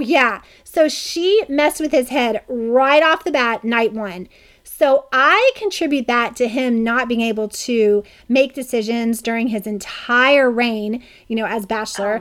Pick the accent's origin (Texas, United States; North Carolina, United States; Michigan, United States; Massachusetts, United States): North Carolina, United States; Charlotte; now in California, United States; I grew up in Charlotte, North Carolina